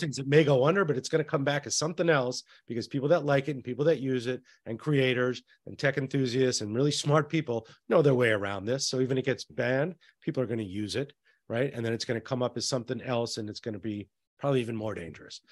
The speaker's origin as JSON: {"language": "English", "region": "New Mexico", "country": "United States", "said": "I'm from New Mexico"}